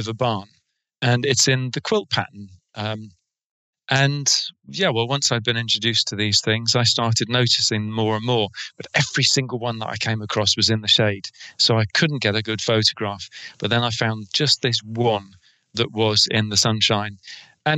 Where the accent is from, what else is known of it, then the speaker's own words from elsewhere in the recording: England, United Kingdom; accent: English; my English accent